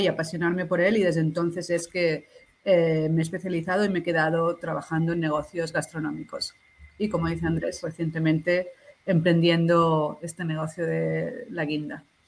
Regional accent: Barcelona, Catalonia, Spain; also born or lived in Peru; soy de Barcelona

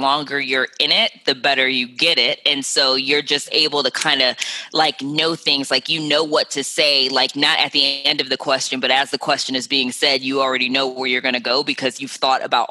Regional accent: Cleveland, Ohio, United States; now in New York City, United States; I'm from Cleveland, Ohio

